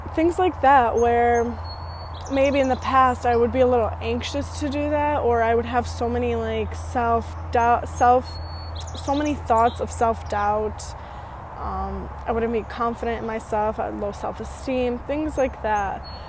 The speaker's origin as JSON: {"language": "English", "country": "United States", "tie": "born or raised there", "also_born_or_lived": "Romania", "moved": "as an adult", "said": "I was also raised in America in this one town city from the age of like 6 to 20"}